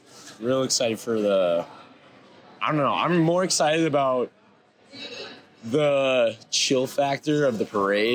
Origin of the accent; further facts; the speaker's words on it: Eau Claire, Wisconsin, United States; I'm from Eau Claire, Wisconsin